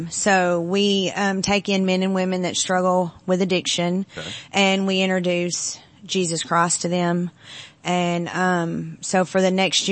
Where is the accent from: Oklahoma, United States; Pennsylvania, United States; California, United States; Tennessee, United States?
Tennessee, United States; Henry County; moved away as an adult; now in Portland, Tennessee, United States; I'm the director of the Portland Hope Center Ministries, and I'm from Henry County, Tennessee.